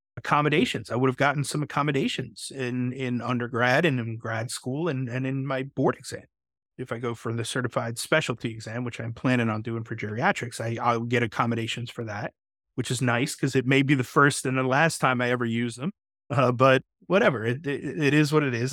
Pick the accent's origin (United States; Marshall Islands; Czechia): United States; New York; I'm from New York